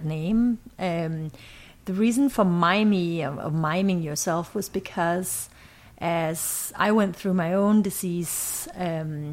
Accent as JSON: {"language": "English", "town": "Ribe", "region": "Southern Denmark", "country": "Denmark", "tie": "born or raised there", "said": "So I grew up in Denmark, small city, oldest town in Denmark."}